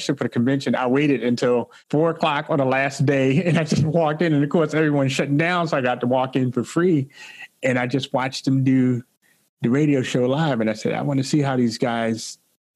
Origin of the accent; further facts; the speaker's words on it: Baltimore, Maryland, United States; now in Washington, D.C. area, United States; I grew up in Baltimore, Maryland.